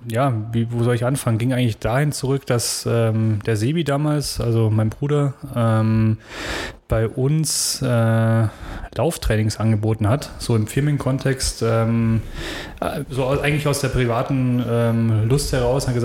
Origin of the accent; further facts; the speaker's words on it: Ingolstadt, Bavaria, Germany; born there; Schon, ja. Ich bin gebürtiger Schanzer tatsächlich, ja.